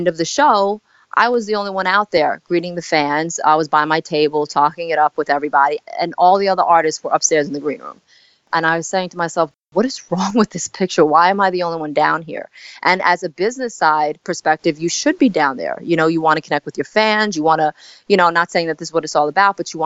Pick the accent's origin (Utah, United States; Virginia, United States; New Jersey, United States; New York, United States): New York, United States; New York City; also born or lived in South Korea; I came to, Staten Island, New York when I was 4 months old.